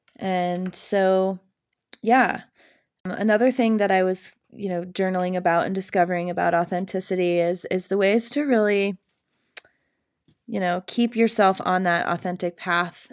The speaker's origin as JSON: {"language": "English", "town": "Cedar Rapids", "region": "Iowa", "country": "United States", "tie": "born or raised there", "also_born_or_lived": "New Hampshire / Vermont / Denver, Colorado", "moved": "as an adult", "lives_now": "Colorado, United States", "said": "I would call Cedar Rapids, Iowa, my hometown. I grew up there"}